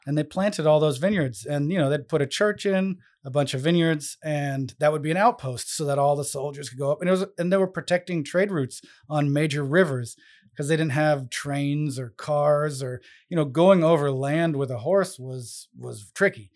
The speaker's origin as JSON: {"language": "English", "town": "San Francisco", "region": "California", "country": "United States", "tie": "born or raised there", "moved": "as an adult", "lives_now": "Rhode Island, United States", "said": "where I grew up in San Francisco with the whole Bay Area"}